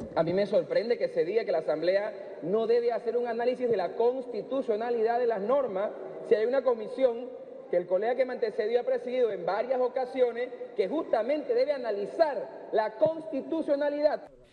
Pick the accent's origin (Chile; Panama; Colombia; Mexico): Panama